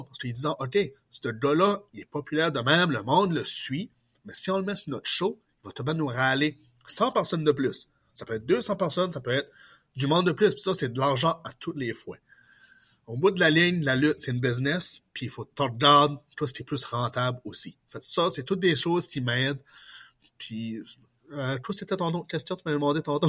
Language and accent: French; Pointe-Sapin?, New Brunswick, Canada; accent: Acadian; also born or lived in Port-la-France; je suis originaire de Potemouche dans la péninsule acadienne, au Nouveau-Brunswick